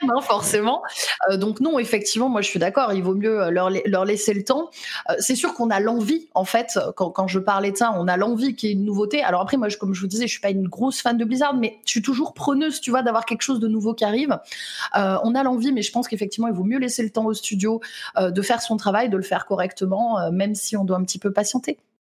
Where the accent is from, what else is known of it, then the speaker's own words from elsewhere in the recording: Lyon, Auvergne-Rhône-Alpes, France; je suis lyonnaise